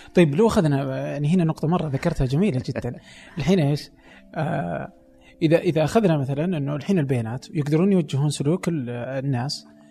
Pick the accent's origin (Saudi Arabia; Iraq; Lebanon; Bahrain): Saudi Arabia; عندنا في السعودية